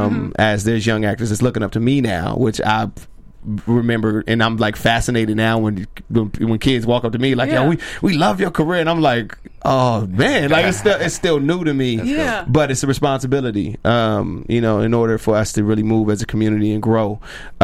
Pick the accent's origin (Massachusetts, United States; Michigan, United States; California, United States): California, United States; Rialto; also born or lived in Compton, California; I was born and raised in Compton to about 7, 8, and then I moved out to Rialto. Hmm. And that's where, you know, I kind of molded myself and my personality